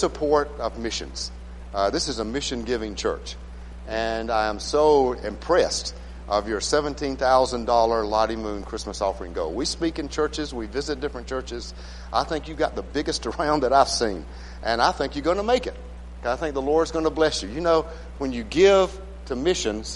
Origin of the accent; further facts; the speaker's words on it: Phenix City, Alabama, United States; moved away as an adult; also born or lived in Malawi / South Africa / Alaska; I'm from Phoenix City